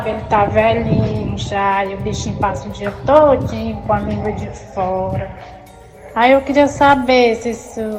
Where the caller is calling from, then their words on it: Vicente Pires, Federal District, Brazil; sou aqui do Vicente Pison.